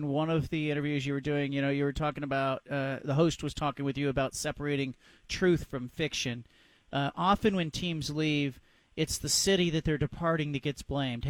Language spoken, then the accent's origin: English; Bay Area, California, United States; now in Portland, United States; I grew up in the Bay Area.